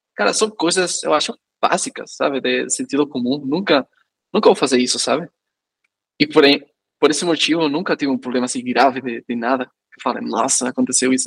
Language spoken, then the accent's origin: Portuguese; Spain; Portuguese is a second language; moved away; eu como espanhol